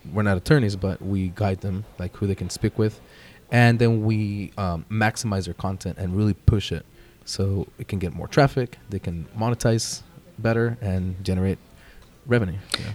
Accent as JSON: {"language": "English", "region": "Jalisco", "country": "Mexico", "said": "I'm proudly from Jalisco, Mexico."}